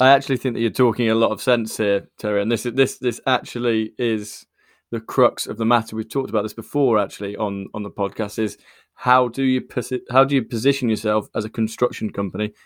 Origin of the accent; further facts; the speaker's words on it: United Kingdom; I'm born in the U K, but my, I have a lot of Irish heritage from, uh, Wexford